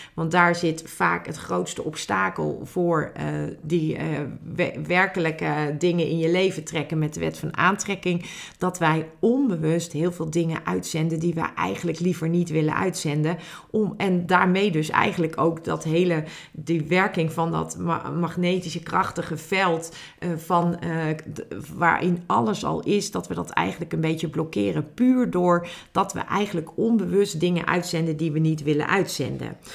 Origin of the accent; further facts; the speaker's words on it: Netherlands; als Nederlanders